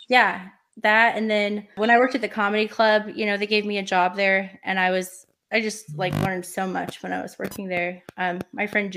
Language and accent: English; Portland, United States; I'm not from this area, you know, I'm from Portland area